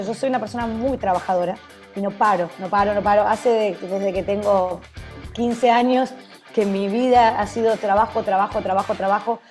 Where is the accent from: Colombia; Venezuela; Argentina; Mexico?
Argentina; Para el argentino, esto, eh, obviamente a veces nos cansamos